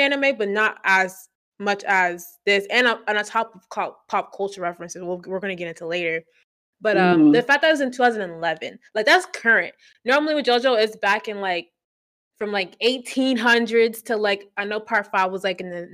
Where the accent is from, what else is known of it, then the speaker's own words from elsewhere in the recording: Pennsylvania, United States; now in Florida, United States; I'm from Pennsylvania. I just live in Florida